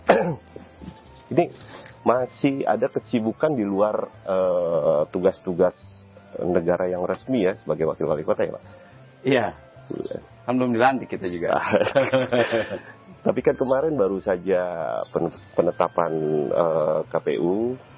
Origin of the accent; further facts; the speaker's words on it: Jakarta, Indonesia; Saya besar di sana di Jakarta, ibu rumah tangga, bapak seorang supir taksi. Sehingga saya dididik dengan didikan Betawi ya.